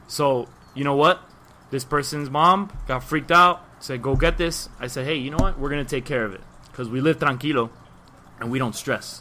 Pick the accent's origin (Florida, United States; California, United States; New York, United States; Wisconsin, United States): Florida, United States; Miami; born and raised Miami, obviously. Way I speak, you probably know